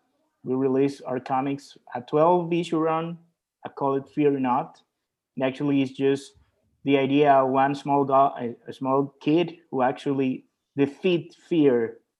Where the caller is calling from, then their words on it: El Salvador; is a studio that actually is in Central America. I'm talking from El Salvador.